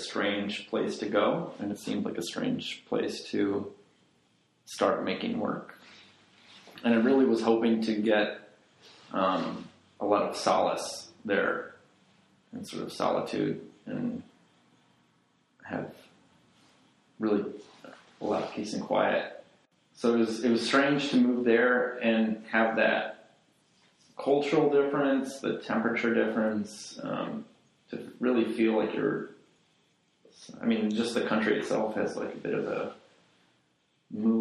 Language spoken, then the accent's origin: English; Chicago, Illinois, United States; also born or lived in Reykjavik, Iceland / Florence, Italy; I'm from Chicago, I was born in Chicago, I grew up here